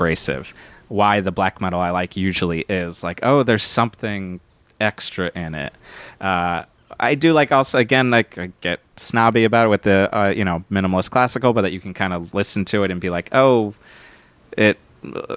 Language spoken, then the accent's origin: English; Connecticut, United States; I'm from Connecticut